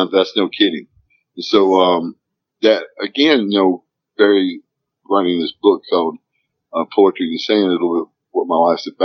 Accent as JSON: {"language": "English", "region": "Arkansas", "country": "United States", "tie": "born or raised there", "said": "growing up here in Arkansas was tough."}